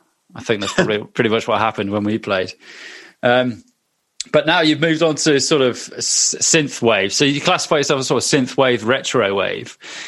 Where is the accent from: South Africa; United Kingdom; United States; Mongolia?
United Kingdom; Bristol, South West England; moved away; also born or lived in Cardiff; I lived in Bristol a few years back, and I love it as well. I was born in Bristol, and then I moved to Cardiff